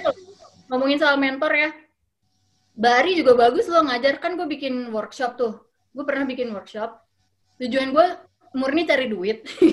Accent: Jakarta, Indonesia; also born or lived in Germany; lahir di Jerman, terus dibawa ke, ke, ke Jakarta, berapa bulan nginep di rumah tante gua di, di Tomang gitu. Eh, udah gitu dapet rumah di Kelapa Gading

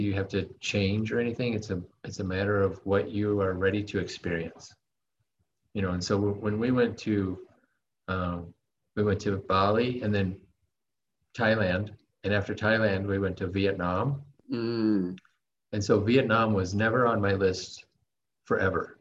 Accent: United States; moved away; my experience growing up in the states

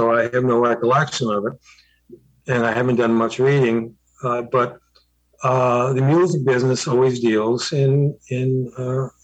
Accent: Southern California, United States; I grew up in Southern California

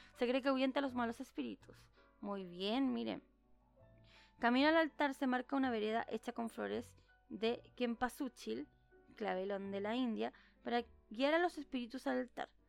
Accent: Chile; no soy mexicana y soy chilena

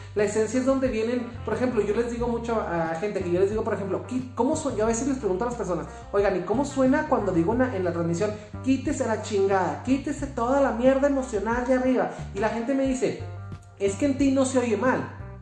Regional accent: Chihuahua, Mexico; Yo soy de aquí de Chihuahua

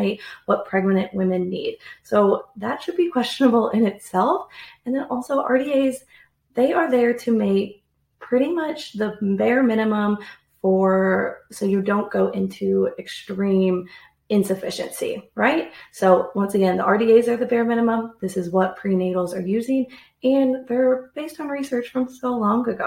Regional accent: the Midwest of the United States, United States; also born or lived in Australia; I am from the Midwest of the United States.

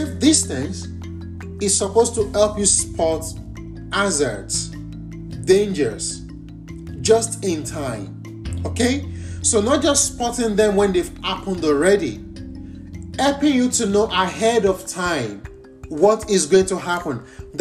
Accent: Nigeria; moved away as an adult; I'm from Nigeria, and that's a country in the West African continent.

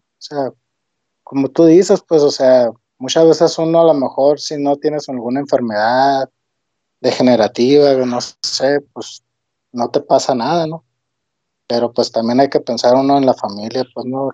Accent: Hermosillo, Sonora, Mexico; soy de aquí de Hermosillo.

